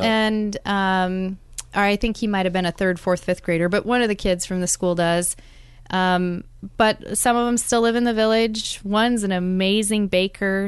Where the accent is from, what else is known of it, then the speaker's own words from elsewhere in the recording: South Dakota, United States; moved away as an adult; also born or lived in Juneau, Alaska / Fairbanks, Alaska; now in Anchorage, United States; my home state of South Dakota